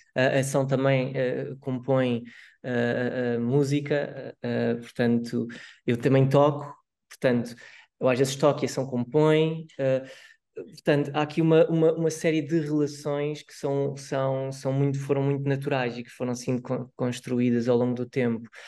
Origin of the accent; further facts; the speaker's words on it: Barreiro, Setúbal, Portugal; não sou de Lisboa, sou mesmo do Barreiro